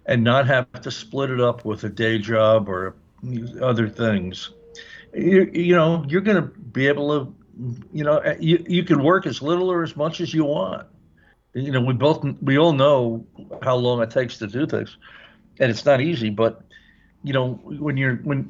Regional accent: East Coast, United States; also born or lived in Midwest; now in Oregon, United States; I grew up on the East Coast

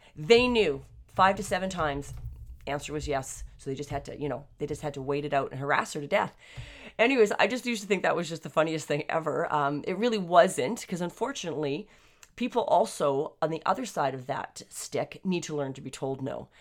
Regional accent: Canada; I'm Canadian, and, uh, born and raised Canadians here for a number of generations.

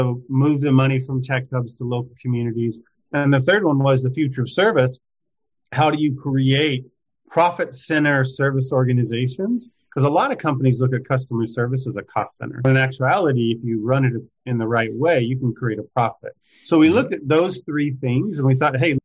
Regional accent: Cleveland, Texas, United States; moved away as an adult; also born or lived in Seattle / London / Boston / San Francisco; I grew up in a small town in Texas, Cleveland, Texas, about 7,000 individuals there.

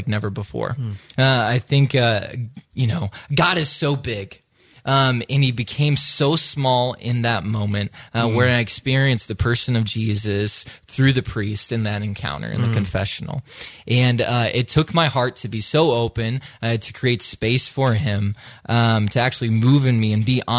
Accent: Iowa, United States; moved away; I grew up in the great state of Iowa

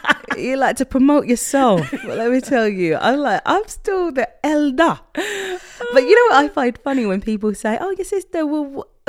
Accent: United Kingdom; now in France; I'm British.

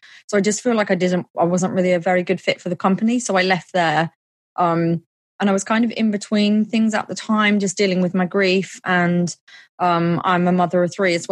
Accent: Milton Keynes, South East England, United Kingdom; my hometown of Milton Keynes, which is in the UK

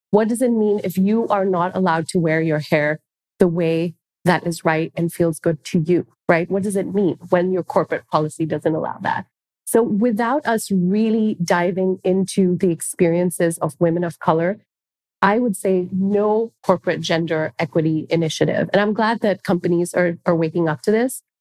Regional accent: Singapore; now in United States; So, I say this because I present as Indian. I was born in Singapore. I'm actually Singaporean, so I'm an immigrant to this country.

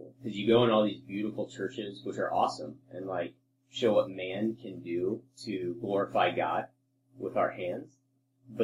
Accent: United States; we grew up in, you know, the U.S.

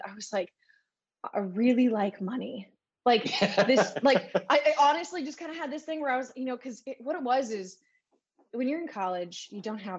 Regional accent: San Luis Obispo, California, United States; So I grew up in San Luis Obispo, California, which is actually where I am now

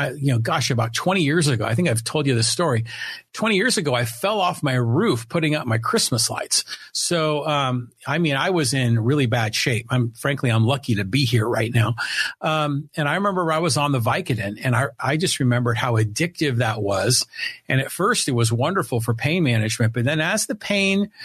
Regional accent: San Francisco, California, United States; now in Poway, United States; I was born and raised up in San Francisco

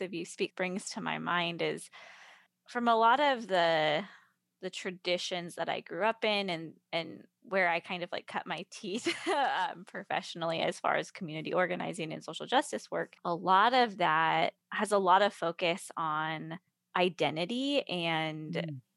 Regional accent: Carmel, California, United States; moved away as an adult; also born or lived in Seattle, Washington; now in Nashville, United States; I come from the Carmel Monterey area, which is about two hours south of San Francisco

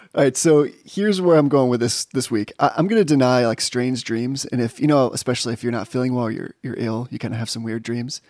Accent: New England, United States; moved away; I'm from New England

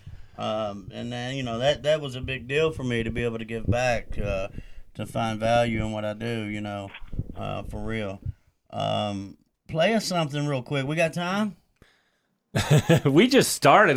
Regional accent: Irishtown, Kentucky, United States; I'm from Irishtown, right down the street here

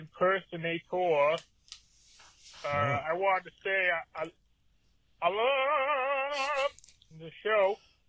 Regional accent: New Orleans, Louisiana, United States; I'm from New Orleans, Louisiana.

